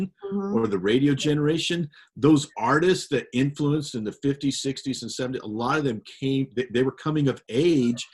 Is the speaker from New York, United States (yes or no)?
no; Montana, United States; I grew up in Montana.